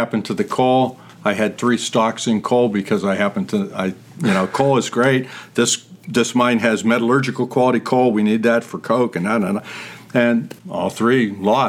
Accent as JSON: {"language": "English", "town": "Youngstown", "region": "Ohio", "country": "United States", "tie": "born or raised there", "also_born_or_lived": "Lorain, Ohio", "moved": "as an adult", "said": "the story of my hometown. Youngstown's a great place to be from."}